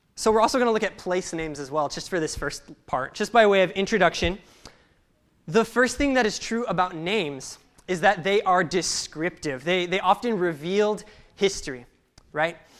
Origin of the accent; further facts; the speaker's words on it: Salinas, California, United States; I grew up in Salinas, California